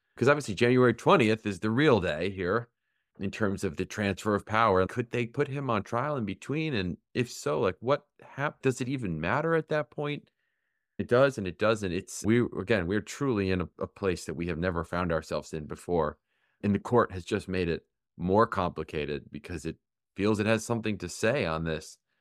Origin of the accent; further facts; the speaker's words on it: Michigan, United States; moved away; Michigan, my home state